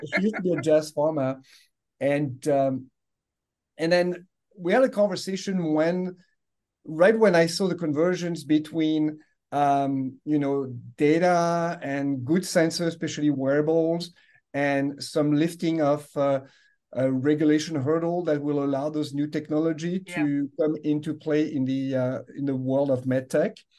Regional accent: France; English is a second language; moved away as an adult; I grew up in France. You can yeah. you know, you can uh, hear the accent here

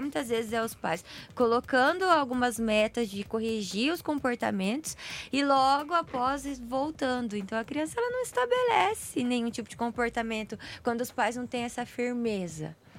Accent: Brazil

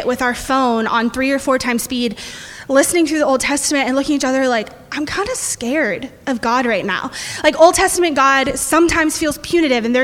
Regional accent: United States; as an American. We're Americans

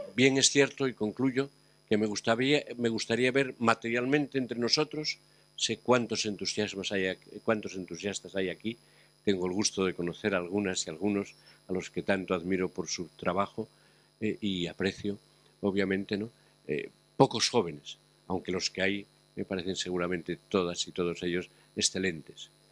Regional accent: Asturias, Spain; en mi tierra, Asturias

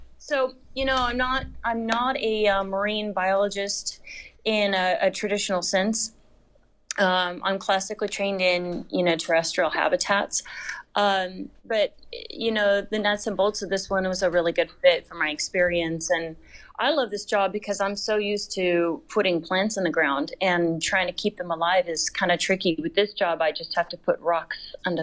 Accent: Dana Point, California, United States; also born or lived in Santa Cruz, California / Lake Tahoe Basin; I came back to my hometown in Dana Point, California, down in Orange County

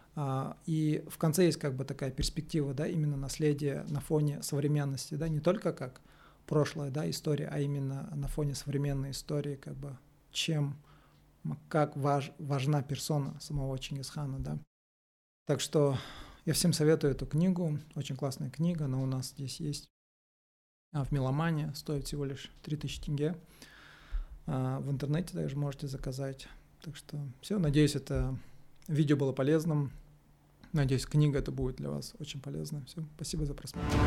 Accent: Kazakhstan; мы, казахи

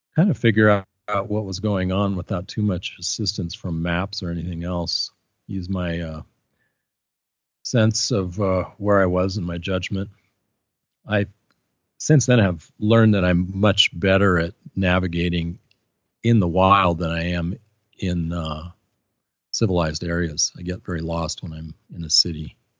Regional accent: Portland, Oregon, United States; moved away; also born or lived in Santa Cruz, California; I grew up in Portland, Oregon. I was born there in nineteen fifty-three

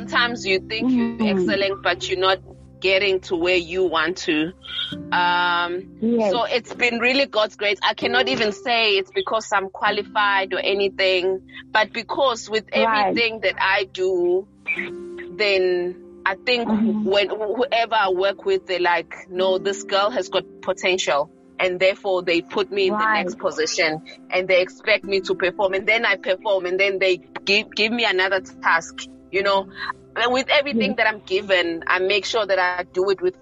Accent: Umzinto, KwaZulu-Natal, South Africa; now in Pietermaritzburg, South Africa; I'm from Umzinto.

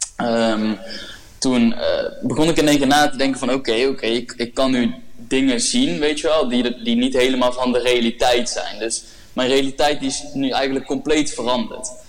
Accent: North Brabant, Netherlands; ik kom uit het dorpje genaamd S. Het is een heel klein dorpje eh, in Brabant waar maar 2000 mensen wonen.

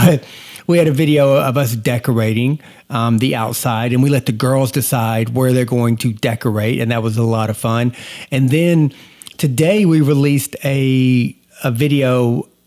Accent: Georgia, United States; when I was growing up in Georgia, we had such a small town.

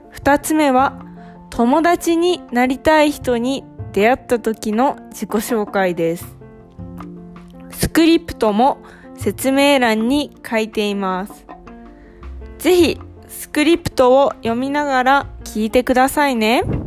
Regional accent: Ehime, Japan; now in Thailand; 出身は愛媛県です。

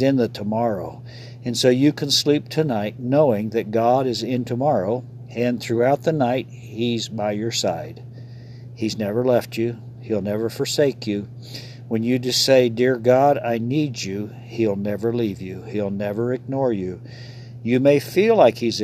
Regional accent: Ohio, United States; moved away as an adult; That's my home state. So, spent 18 years there and wander back there occasionally from time to time

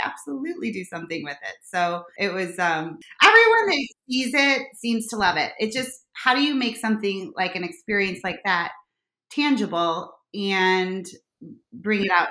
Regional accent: Chicago, Illinois, United States; accent: harsh Chicago; my harsh Chicago accent

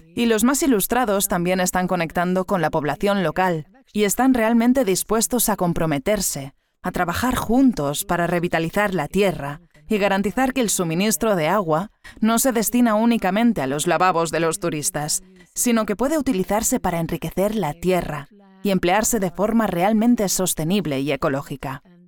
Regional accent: Sweden; moved away; en mi país natal, Suecia

